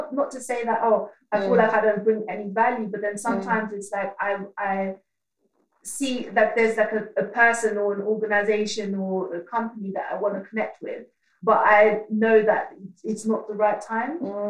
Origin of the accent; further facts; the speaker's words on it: Netherlands; moved away; I grew up in Holland and then I came here at like quite a pivotal age as well.